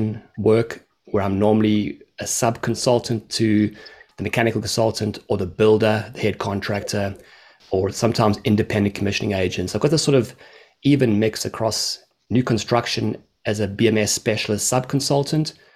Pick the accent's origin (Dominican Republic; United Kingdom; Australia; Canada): Australia; I'm actually also an Australian